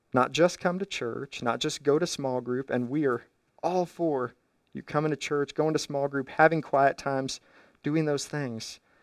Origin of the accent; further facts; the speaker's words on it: Kansas, United States; I'm from Kansas